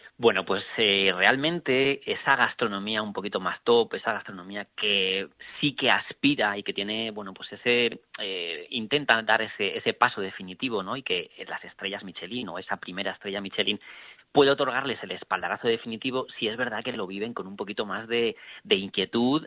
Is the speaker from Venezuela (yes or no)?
no; Salamanca, Castile and León, Spain; moved away; el mejor embajador de mi tierra